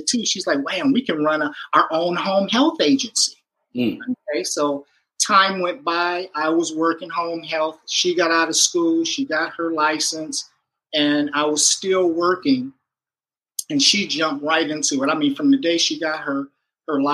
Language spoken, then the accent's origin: English; Michigan, United States; moved away as an adult; now in California, United States; we're both from Michigan, Michiganders.